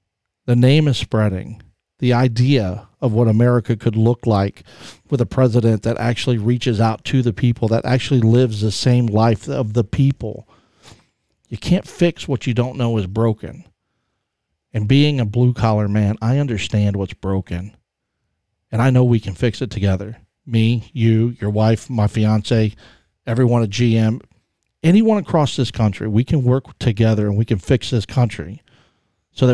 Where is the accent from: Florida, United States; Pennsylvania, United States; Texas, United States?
Texas, United States; I'm from Texas.